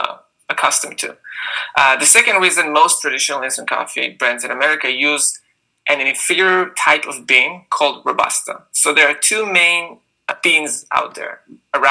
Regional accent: Israel; moved away as an adult; now in United States; as you can hear by my accent, I grew up in Israel

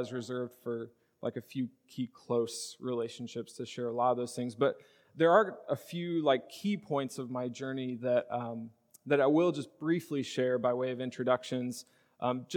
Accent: Charleston, Illinois, United States; I grew up in Charleston, Illinois

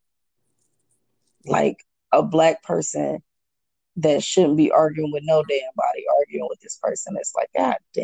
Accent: Omaha, Nebraska, United States; now in Houston, United States; I'm originally from Omaha. And so that's where my whole family is. I live here in Houston.

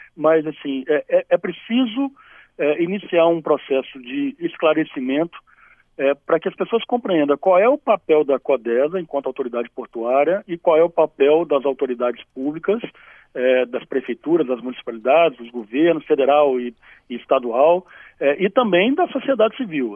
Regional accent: Espírito Santo, Brazil; Eu sou capixaba, né? Eu tenho muito orgulho é, de ser capixaba

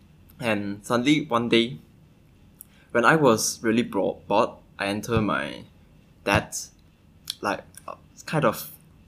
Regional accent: Kedah, Malaysia; I'm studying computer science in the University of Nottingham, Malaysia. And I'm from Kedah.

